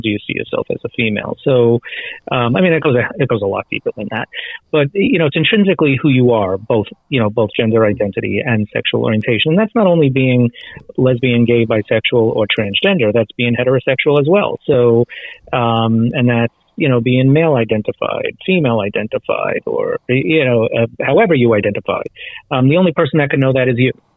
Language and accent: English; United States; being a gay American